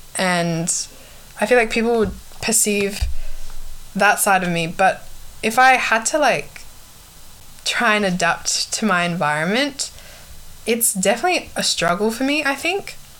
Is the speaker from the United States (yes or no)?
no; Perth, Western Australia, Australia; born or raised there; accent: Australian; also born or lived in Kathmandu, Nepal / Sydney, Australia